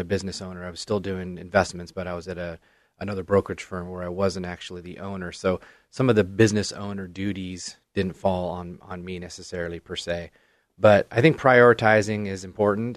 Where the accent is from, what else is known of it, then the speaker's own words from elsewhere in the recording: Canby, Oregon, United States; I grew up in Canby, went to Canby High School, and, uh, you know, I've lived in Canby my entire life